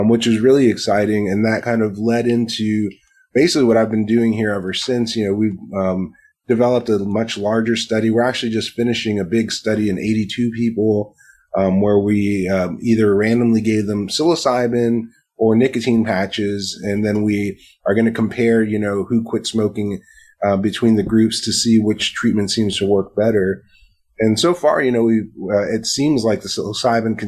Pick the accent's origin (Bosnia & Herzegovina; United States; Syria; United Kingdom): United States; Miami, Florida; moved away; when I was growing up in Miami, when I was going to high school